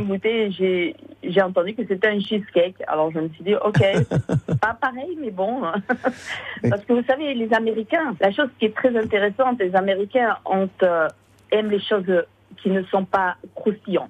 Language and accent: French; Irouléguy, Nouvelle-Aquitaine, France; moved away as an adult; now in Los Angeles, United States; je suis euh, à la base euh, d'élevée à Iroulégui